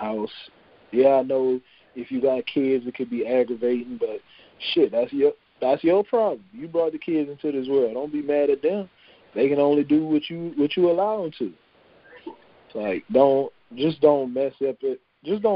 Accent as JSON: {"language": "English", "region": "Louisiana", "country": "United States", "tie": "born or raised there", "said": "this is my home state"}